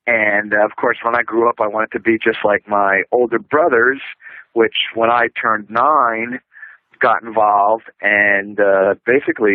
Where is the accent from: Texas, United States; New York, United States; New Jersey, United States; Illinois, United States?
New Jersey, United States; born and raised in New Jersey